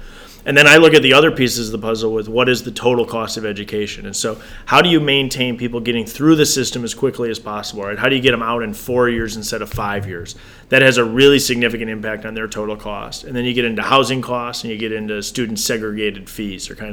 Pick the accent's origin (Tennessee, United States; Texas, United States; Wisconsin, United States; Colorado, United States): Wisconsin, United States; Janesville; born and raised in Janesville